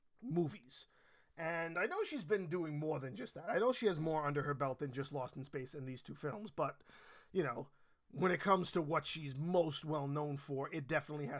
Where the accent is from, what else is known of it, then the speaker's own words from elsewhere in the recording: New York, United States; I was born and raised in New York